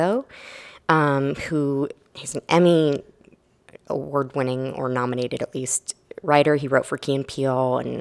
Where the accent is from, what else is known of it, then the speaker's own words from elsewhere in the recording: Maine, United States; moved away as an adult; also born or lived in Florida / Texas; now in Austin, United States; I grew up in Maine, actually.